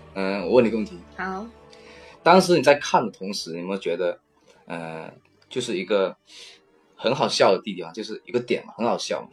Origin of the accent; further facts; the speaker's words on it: China; 我们大陆这边